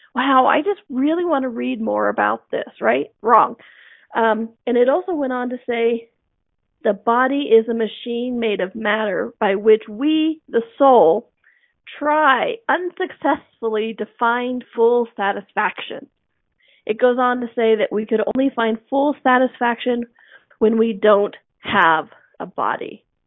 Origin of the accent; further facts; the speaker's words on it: United States; growing up in America